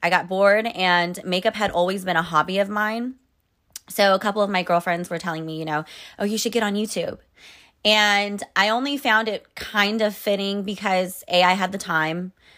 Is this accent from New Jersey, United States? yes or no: no; Sacramento, California, United States; moved away as an adult; also born or lived in New York City; when I moved back to California to my hometown, I was at my parents' place